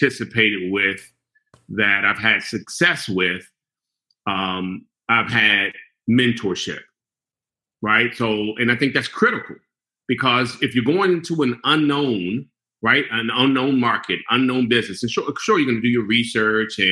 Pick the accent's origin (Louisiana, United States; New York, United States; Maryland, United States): Maryland, United States; Prince George's County; I grew up in Prince George's County